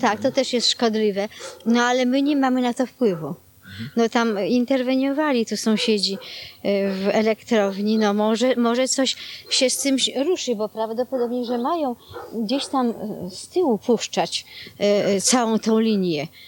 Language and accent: Polish; Warsaw, Masovian Voivodeship, Poland; moved away; ja pochodzę aż z Warszawy